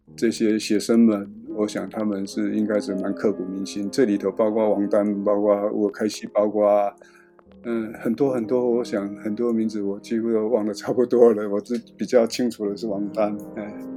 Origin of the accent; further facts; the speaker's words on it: Taiwan; 我是台湾来的一个摄影记者